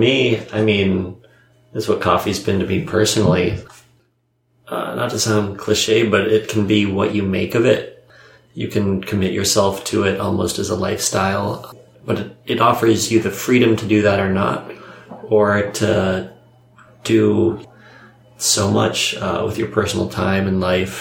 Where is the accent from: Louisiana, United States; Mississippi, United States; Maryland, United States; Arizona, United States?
Maryland, United States; I grew up around Maryland.